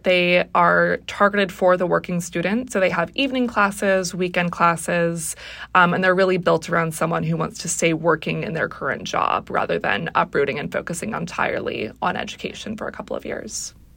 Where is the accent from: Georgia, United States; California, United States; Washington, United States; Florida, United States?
Washington, United States; Seattle; I grew up in the Seattle area